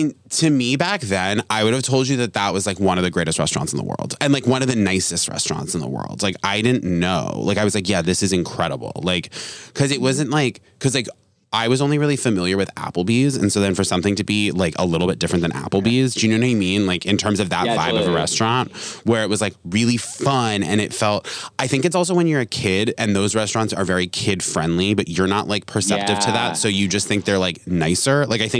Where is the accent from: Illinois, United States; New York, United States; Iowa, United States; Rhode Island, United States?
Rhode Island, United States; also born or lived in Vermont; I'm from Rhode Island and Vermont.